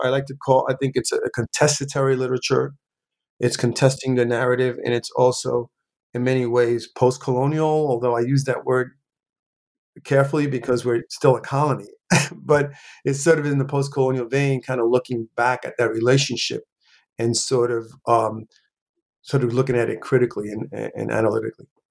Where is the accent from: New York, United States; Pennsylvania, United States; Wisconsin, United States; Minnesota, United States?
New York, United States; New York City; also born or lived in Puerto Rico; I pretty much uh, grew up in New York City, in the South Bronx specifically